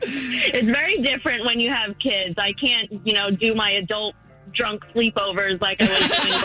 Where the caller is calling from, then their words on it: Winter Park, Florida, United States; calling from Winter Park.